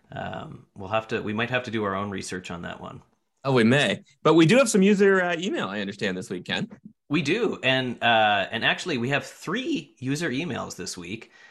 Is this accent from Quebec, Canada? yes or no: no; New Brunswick, Canada; now in San Francisco, United States; I was born and raised near the Belleisle Bay, now transplanted to the San Francisco area.